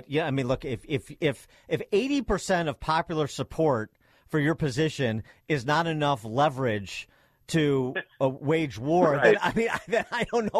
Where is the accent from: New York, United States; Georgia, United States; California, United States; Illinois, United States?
Illinois, United States; my home state of Illinois